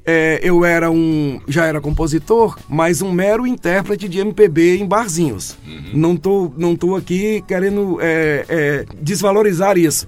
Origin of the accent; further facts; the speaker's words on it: Carolina, Maranhão, Brazil; Sou maranhense de Carolina, é. dia 2 de setembro de 1964. Ixi, tive a graça de chegar, tive a graça de chegar ao mundo ali naquela terra tão maravilhosa.